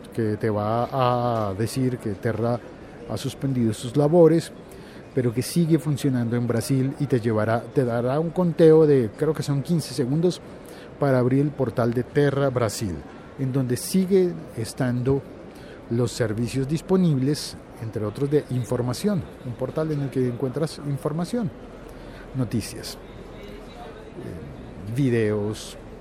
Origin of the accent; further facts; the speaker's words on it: Colombia; en mi país